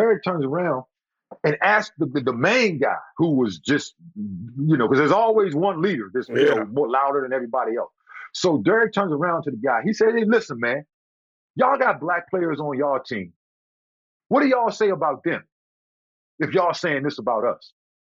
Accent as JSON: {"language": "English", "region": "the South", "country": "United States", "said": "You know, because again, you know, I'm from the South."}